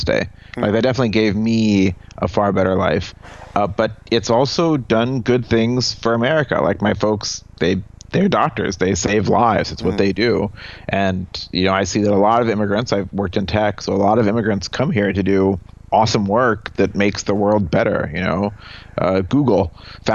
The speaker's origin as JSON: {"language": "English", "country": "United States", "also_born_or_lived": "Egypt", "said": "I've been back a number of times, but I'm American"}